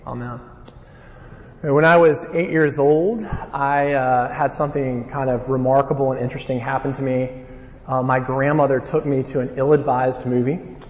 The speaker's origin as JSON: {"language": "English", "region": "Alabama", "country": "United States", "said": "if you haven't figured out that I'm from Alabama based on my accent"}